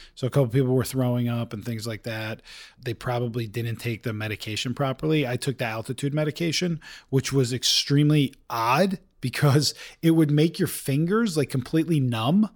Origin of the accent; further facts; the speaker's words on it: Bergen County, New Jersey, United States; moved away as an adult; also born or lived in Maryland / New York; now in Utah, United States; I grew up in Bergen County, New Jersey.